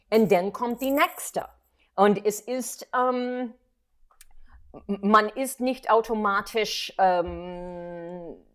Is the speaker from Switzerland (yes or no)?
no; New York City, New York, United States; German is a second language; moved away as an adult; now in Berlin, Germany; ich komme aus New York in die 80er, so I had the chutzpah zu sagen, ich miete mich.